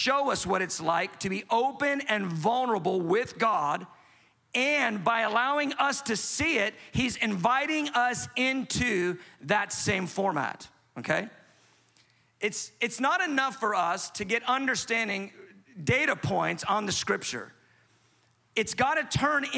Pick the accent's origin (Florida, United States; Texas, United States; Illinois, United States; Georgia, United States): Georgia, United States; Atlanta; I'm from Atlanta. We say amen in Atlanta.